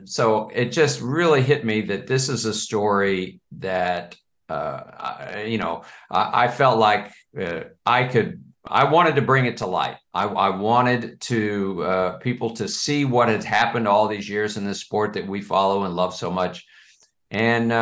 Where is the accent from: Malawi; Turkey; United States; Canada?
United States; Dallas, Texas; now in Baltimore, United States; growing up in Dallas